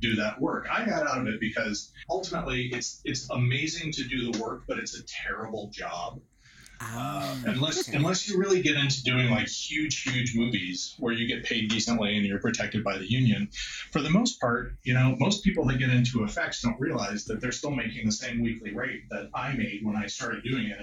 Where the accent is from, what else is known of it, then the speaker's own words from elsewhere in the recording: Austin, Texas, United States; I grew up in Austin, Texas